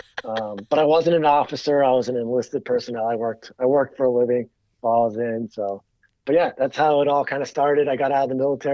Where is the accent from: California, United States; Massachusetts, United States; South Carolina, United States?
Massachusetts, United States; about 9 miles from Plymouth; originally I'm from Massachusetts. I grew up about 9 miles away from there